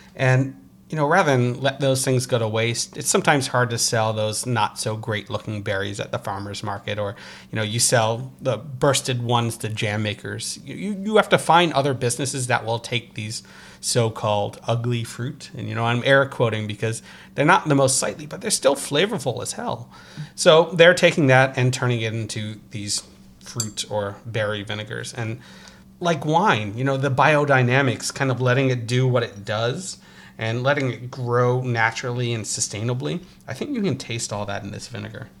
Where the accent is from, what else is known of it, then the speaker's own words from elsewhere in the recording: Croton-on-Hudson, New York, United States; also born or lived in Brooklyn, New York; my hometown in Westchester, New York, Uh, Croton Hudson